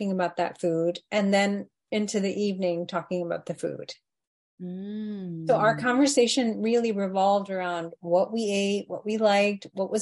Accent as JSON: {"language": "English", "country": "India", "said": "culturally for us as Indian people, it's all about the food"}